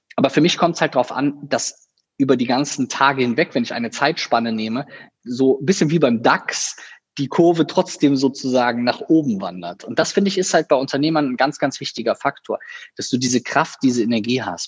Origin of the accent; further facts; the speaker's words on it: Viersen, North Rhine-Westphalia, Germany; also born or lived in Düsseldorf / Cologne; in meiner Heimatstadt, in der ich auch geboren wurde, in ähm, einem kleinen Dörfchen, was zu Viersen gehört